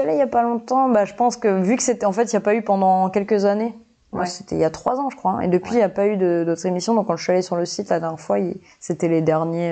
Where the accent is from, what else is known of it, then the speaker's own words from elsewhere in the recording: Nouméa, New Caledonia; je suis calédonienne déjà, donc je suis née à Nouméa